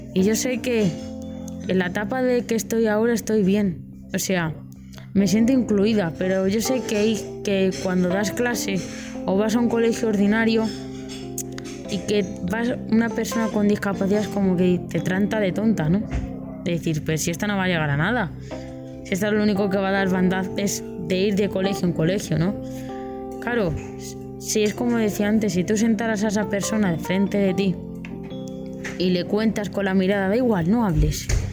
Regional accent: Madrid, Community of Madrid, Spain; de Madrid, y nada, que tengo 23 años

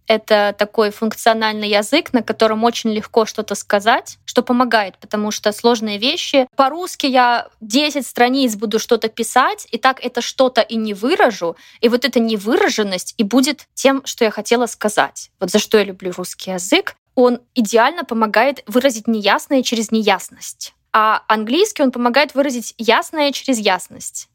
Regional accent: Belarus; moved away as an adult; also born or lived in Minsk; я не жила в России никогда, жила в Беларуси

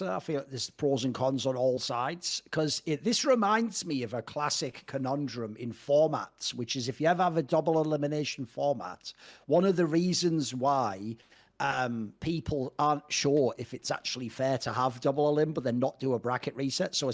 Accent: Cyprus; we're all from Cyprus. Cyprus sponsors esports.

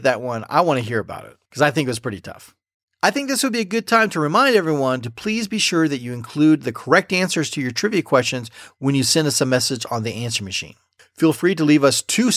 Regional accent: United States; Like most Americans, I enjoyed good TV growing up

